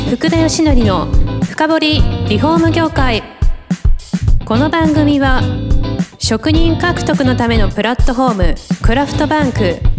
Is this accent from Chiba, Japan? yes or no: no; Hiroshima, Japan; 私、広島出身